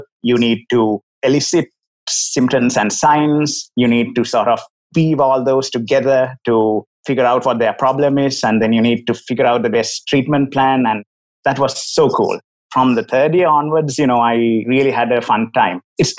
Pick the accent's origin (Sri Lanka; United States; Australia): Sri Lanka; As for myself, first of all, I'm from Sri Lanka, as my accent probably tells you.